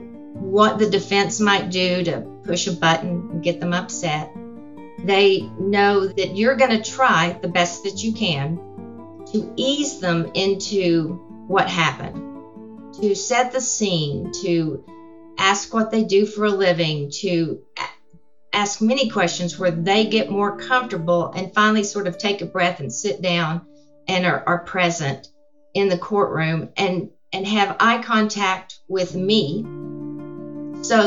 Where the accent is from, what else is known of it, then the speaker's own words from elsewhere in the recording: San Angelo, Texas, United States; And I was born in San Angelo. I have family in San Angelo